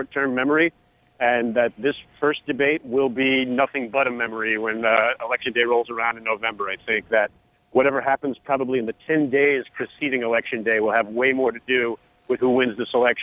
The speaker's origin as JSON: {"language": "English", "town": "New York City", "region": "New York", "country": "United States", "tie": "born or raised there", "said": "New York City, his hometown, my hometown."}